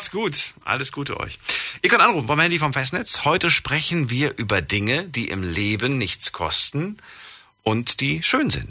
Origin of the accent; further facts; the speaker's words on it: Munich, Bavaria, Germany; Äh, ich bin aus München